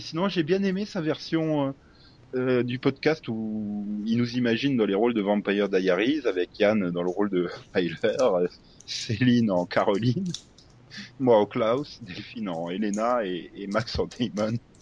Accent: Lorraine, Grand Est, France; accent: Lorrain; mon accent lorrain

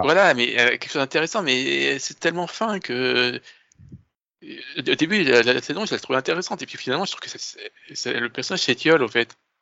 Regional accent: France; je suis français

